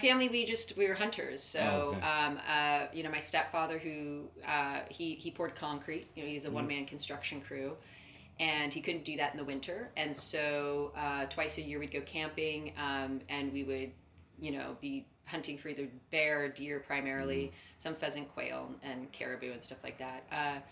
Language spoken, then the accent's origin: English; Northern California, United States; moved away as an adult; also born or lived in New York; I was born in Northern California, pretty much the middle of a cornfield.